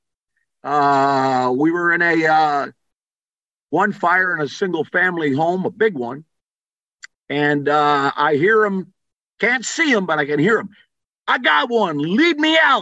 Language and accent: English; Wheaton, Illinois, United States; now in Miami, United States; When I was a kid growing up in Wheaton, Illinois